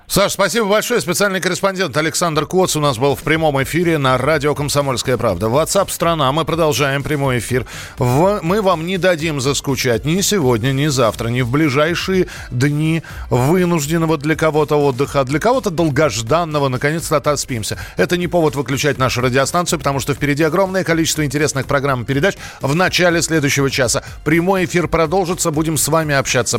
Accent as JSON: {"language": "Russian", "region": "Moscow", "country": "Russia", "said": "как москвич"}